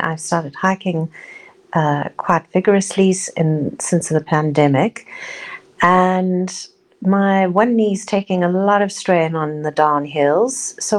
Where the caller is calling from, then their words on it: Cape Town, Western Cape, South Africa; I'm recording from Cape Town, South Africa.